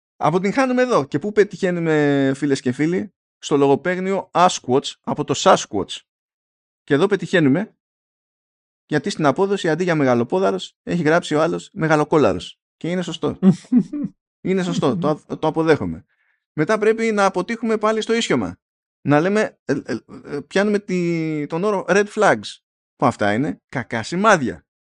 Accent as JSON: {"language": "Greek", "country": "Greece", "said": "είμαι Έλληνας"}